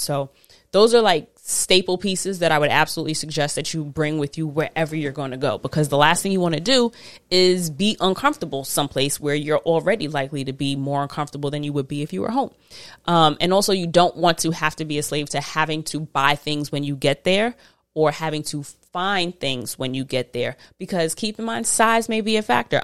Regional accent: United States; I am very American

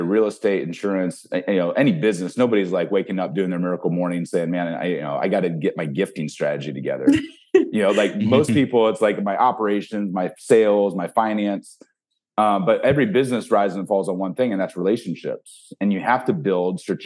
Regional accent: Ohio, United States; I grew up in Ohio.

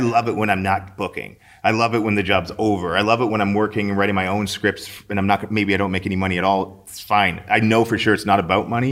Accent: St. Albert, Alberta, Canada; I grew up in Saint Albert

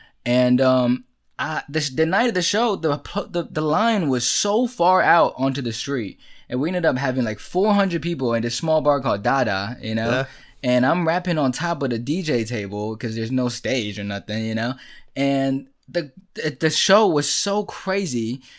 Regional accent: China; born there; it was 7 cities to places that I haven't been and I was born in China.

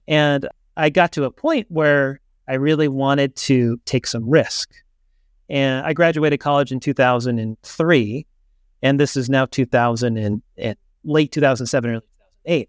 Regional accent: Southern California, United States; I grew up in Southern California

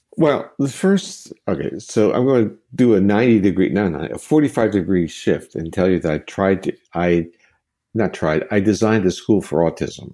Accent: United States; as an American

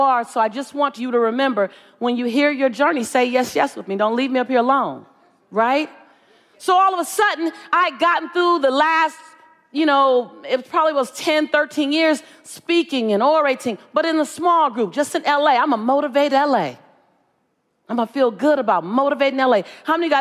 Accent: Los Angeles, California, United States; I'm from South Central LA. I live on the edge, right?

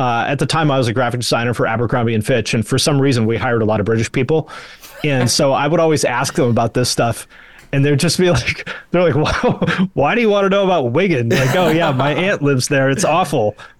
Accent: Seattle, Washington, United States; I'm from the Seattle area.

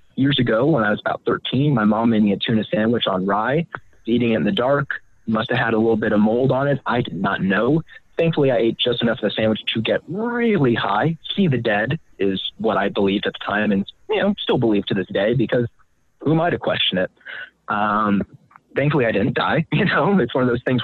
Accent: Marin County, California, United States; also born or lived in San Francisco; I was born in San Francisco, grew up in Marin County

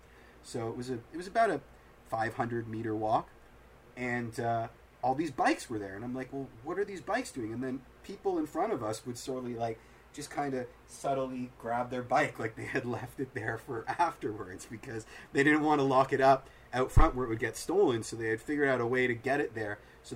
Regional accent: Toronto, Ontario, Canada; we're from Toronto

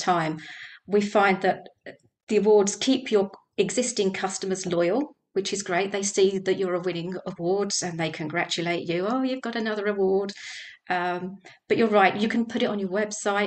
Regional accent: Dunstable, East of England, United Kingdom; So we're firmly established in Dunstable. It's my hometown. I went away to university, came back again.

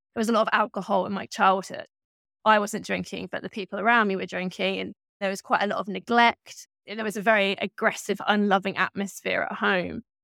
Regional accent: Berkshire, South East England, United Kingdom; I grew up in Berkshire in the southeast of England, and I grew up in, like, a sort of small town

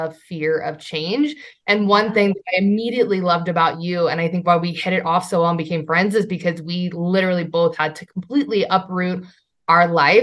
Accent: Midwest, United States; I grew up in the Midwest and grew up in the standard, like, got to work the 9-to-5 job.

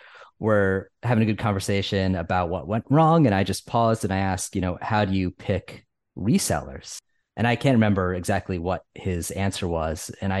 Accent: Connecticut, United States; accent: Northeast; It's my Connecticut upbringing and my weird Northeast accent.

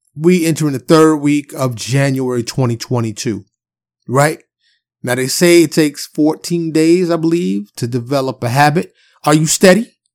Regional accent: New York City, New York, United States; I'm from New York City, so I grew up having them giant, warm pretzels out the cart on the corner

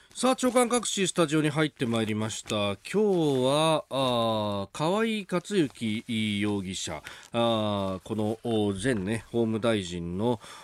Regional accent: Yokosuka, Kanagawa, Japan; 私もあの基地の町横須賀で育ちましたんで

